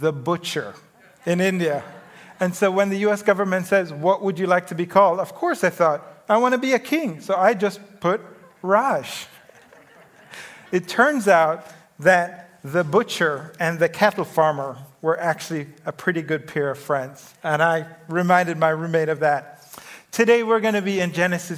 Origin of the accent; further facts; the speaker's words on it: Jamaica; moved away; I grew up in the Caribbean in Jamaica